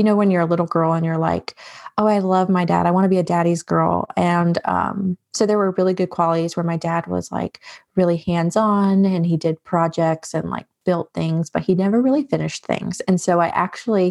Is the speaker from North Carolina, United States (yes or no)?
yes; North Carolina, United States; also born or lived in New York; I was born in New York. And so my family is, I always say I'm a Yankee raised in the South because I was very much raised with like Yankee mentality, but it was in North Carolina that I was really raised